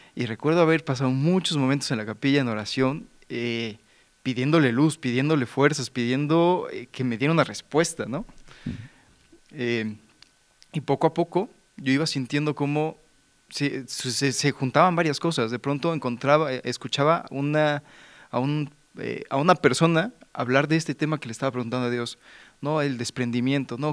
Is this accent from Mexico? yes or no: yes; Mexico; yo soy de México, tengo 28 años